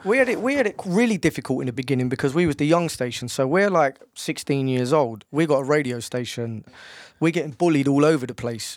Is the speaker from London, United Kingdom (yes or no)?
yes; London, United Kingdom; I'm from Bow